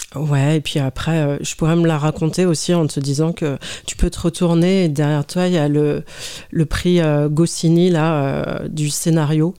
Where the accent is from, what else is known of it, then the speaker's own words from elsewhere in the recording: Lyon, Auvergne-Rhône-Alpes, France; moved away as an adult; also born or lived in Paris; now in Lyon, France; Je suis née à la Croix-Rousse